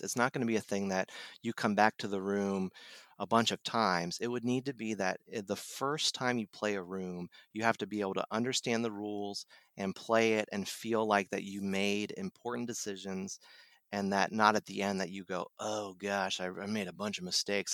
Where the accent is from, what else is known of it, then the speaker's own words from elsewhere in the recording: Dayton, Ohio, United States; now in North Carolina, United States; I'm from Ohio, from the Dayton area